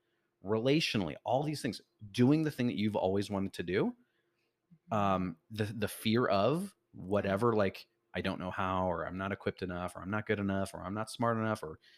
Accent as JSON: {"language": "English", "town": "Chicago", "region": "Illinois", "country": "United States", "said": "so I'm originally from Chicago, like we"}